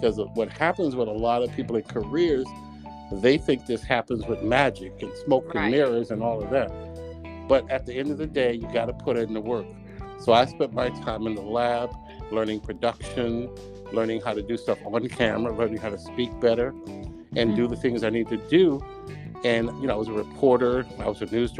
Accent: Texas, United States; moved away as an adult; now in New Jersey, United States; I am from Texas

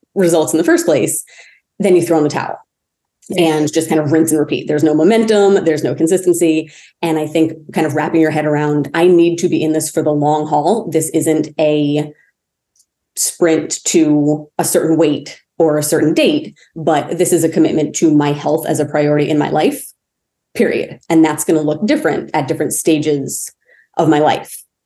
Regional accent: Maine, United States; I grew up in Maine. So the winters were very cold

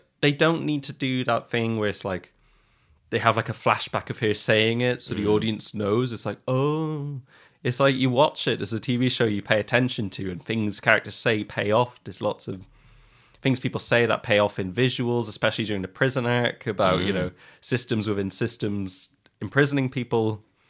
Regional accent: Ireland; I'm Irish. I'm allowed. It's my birthright.

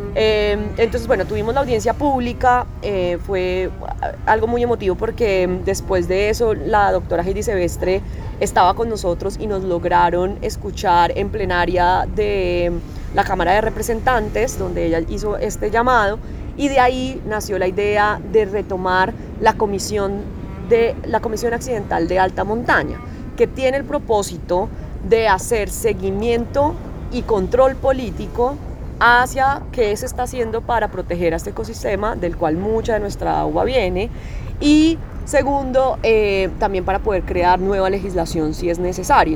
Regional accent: Colombia; en Colombia, digamos, no tenemos una ley de los glaciares

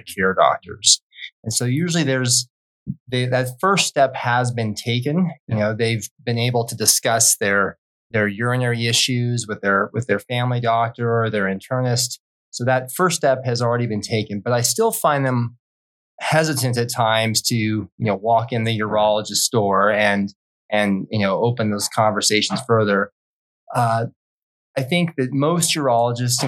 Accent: Wyoming, United States; moved away as an adult; also born or lived in Colorado Springs, Colorado / Philadelphia, Pennsylvania / San Antonio, Texas; now in Treasure Valley, Idaho, United States; I grew up in Wyoming

